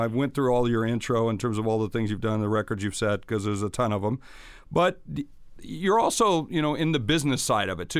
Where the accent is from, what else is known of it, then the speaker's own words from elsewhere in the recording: South Dakota, United States; I come from South Dakota, so yep. I'm in the middle of, of hunting country.